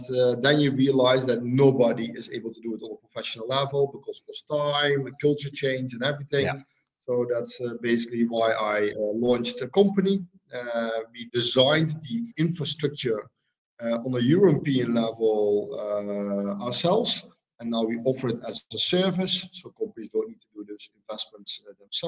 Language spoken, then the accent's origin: English; Netherlands; also born or lived in Tuscany, Italy; I'm from the Netherlands, making this call from Italy